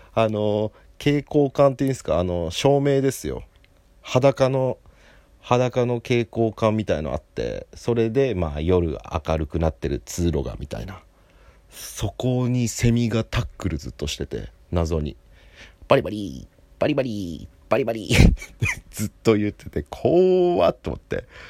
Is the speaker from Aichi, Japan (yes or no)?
no; Hokkaido, Japan; also born or lived in Hiroshima; 北海道人の僕